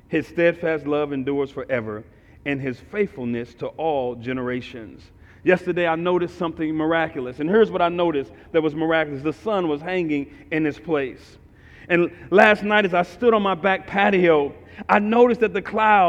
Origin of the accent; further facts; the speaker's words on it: St. Louis, Missouri, United States; I'm from North St. Louis, right across from East St. Louis